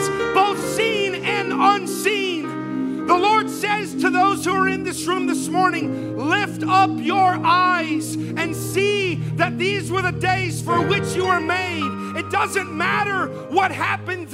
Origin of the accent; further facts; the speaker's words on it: South Florida, United States; moved away as an adult; now in Baldwin County, Alabama, United States; I'm from South Florida